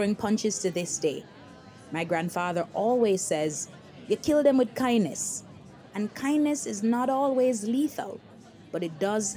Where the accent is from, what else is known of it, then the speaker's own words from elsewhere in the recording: Jamaica; moved away as an adult; now in United States; I came to the US from Jamaica at 19 to go to college